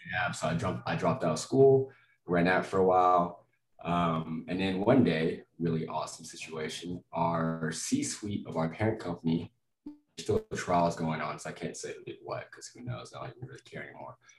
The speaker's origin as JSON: {"language": "English", "town": "Lubbock", "region": "Texas", "country": "United States", "tie": "born or raised there", "also_born_or_lived": "Florida", "moved": "as an adult", "lives_now": "Denver, United States", "said": "I'm from Lubbock, Texas. I'm from West Texas, uh, Yeehaw County. God, guns, football, cotton, oil. the most, most, stereotypical part of Texas possible. I loved it. I mean, super close, family knit. Uh, everyone kind of looks out for each other. Uh, so I grew up there all my life"}